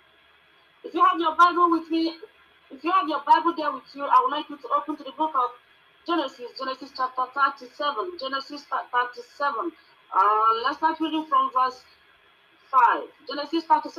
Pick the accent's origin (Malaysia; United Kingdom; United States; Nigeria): Nigeria; now in Johannesburg, South Africa; I'm a Nigerian residing here in South Africa